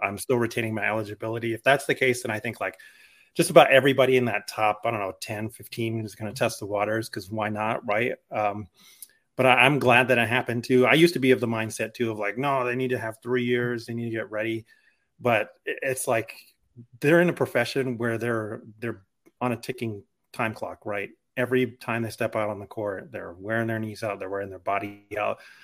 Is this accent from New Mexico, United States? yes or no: yes; Albuquerque, New Mexico, United States; moved away; I grew up in Albuquerque, New Mexico